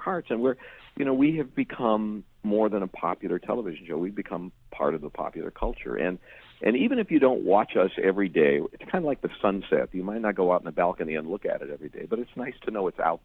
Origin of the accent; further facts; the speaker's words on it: Chicago, Illinois, United States; moved away as an adult; I grew up in Chicago, and I was there for the first 20 years of my life